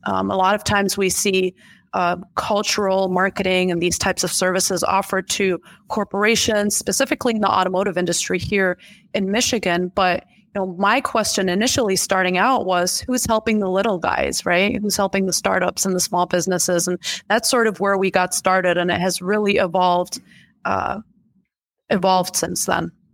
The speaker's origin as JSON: {"language": "English", "country": "Germany", "tie": "born or raised there", "moved": "as an adult", "lives_now": "United States", "said": "I was born and raised in Germany to Middle Eastern or Chaldean parents"}